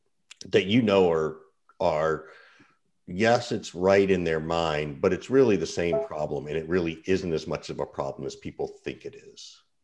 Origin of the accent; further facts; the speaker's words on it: Macon, Georgia, United States; I grew up in Macon, Georgia